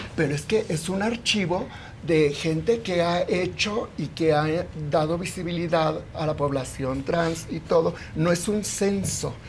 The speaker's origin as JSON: {"language": "Spanish", "region": "Mexico City", "country": "Mexico", "said": "Soy de aquí, de la Ciudad de ah. México, y tengo 67 años."}